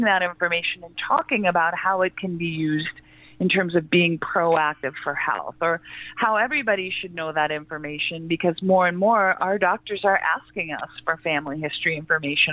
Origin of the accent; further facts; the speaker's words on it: Midwest, United States; also born or lived in Wisconsin; now in Salt Lake City, United States; I am a Midwesterner at heart. I'm in Salt Lake City, Utah my family's in Wisconsin as well